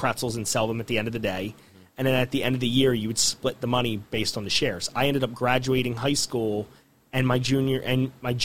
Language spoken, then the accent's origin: English; Gloucester City, New Jersey, United States; I grew up in Gloucester City